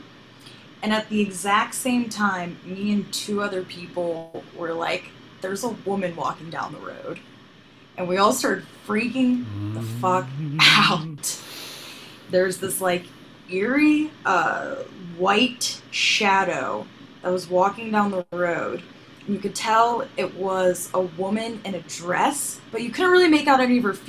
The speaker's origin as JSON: {"language": "English", "town": "Sharon", "region": "Pennsylvania", "country": "United States", "tie": "born or raised there", "said": "I grew up in Sharon, Pennsylvania, in Mercer County"}